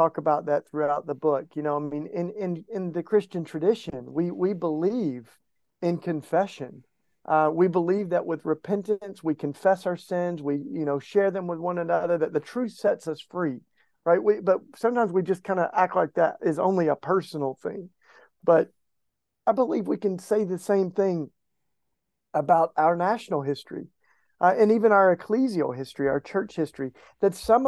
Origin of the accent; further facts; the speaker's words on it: East Tennessee, United States; I grew up in East Tennessee